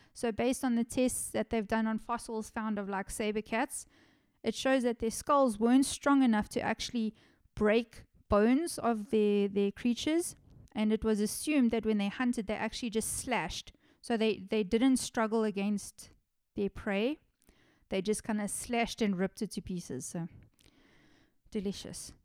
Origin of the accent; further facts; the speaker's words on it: South Africa; my home country of South Africa